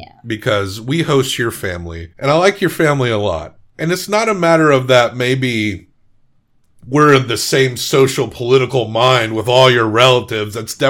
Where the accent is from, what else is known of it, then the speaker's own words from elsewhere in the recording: rural Massachusetts, United States; I grew up in the sticks. My accent's not super thick either.